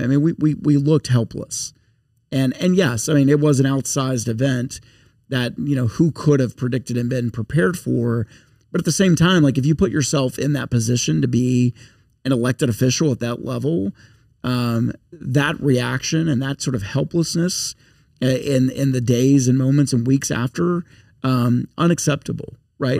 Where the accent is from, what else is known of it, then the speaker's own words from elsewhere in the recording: Shreveport, Louisiana, United States; now in Baton Rouge, United States; I'm now far from Shreveport or upstate yeah, Louisiana